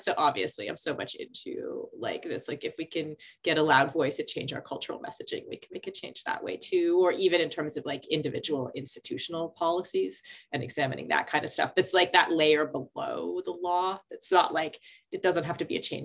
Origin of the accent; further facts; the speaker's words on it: Canada; as a Canadian kid